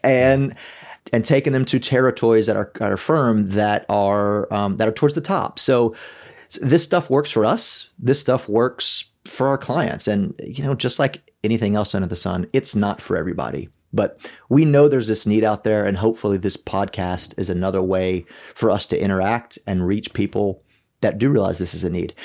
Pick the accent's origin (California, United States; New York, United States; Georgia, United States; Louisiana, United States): Louisiana, United States; South; I grew up in South Louisiana